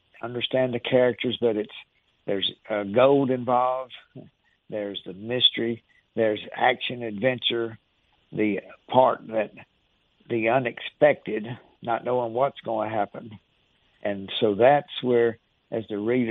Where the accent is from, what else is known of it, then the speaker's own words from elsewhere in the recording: Northeast Mississippi, United States; I grew up in Northeast Mississippi